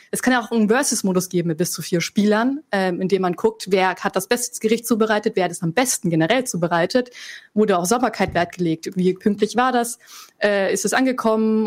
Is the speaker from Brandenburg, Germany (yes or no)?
no; Franconia, Bavaria, Germany; Ich bin aus Franken